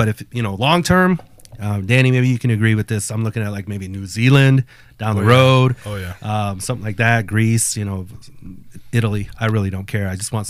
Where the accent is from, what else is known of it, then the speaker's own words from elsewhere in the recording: Guanajuato, Mexico; moved away; I'm originally born in Mexico, Guanajuato. Así se vive. Panza verde. There you go. Shout out to my peeps in GTO. But I've been back home, obviously, to the motherland, my home state